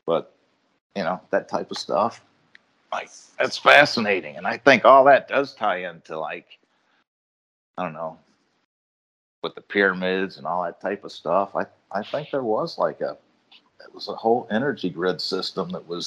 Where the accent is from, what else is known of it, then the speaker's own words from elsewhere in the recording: Ohio, United States; moved away as an adult; also born or lived in Chicago; I grew up in Ohio